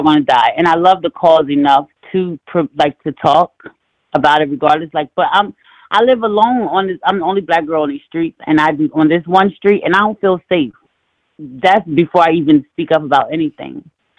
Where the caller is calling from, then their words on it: Maryland, United States; I'm calling from Maryland.